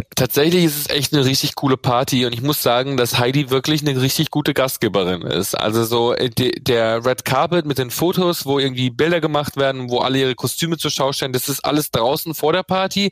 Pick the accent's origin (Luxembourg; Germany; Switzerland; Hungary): Germany; Bad Reichenhall, Bavaria; moved away; wenn ich zum Beispiel heute in meiner Heimatstadt bin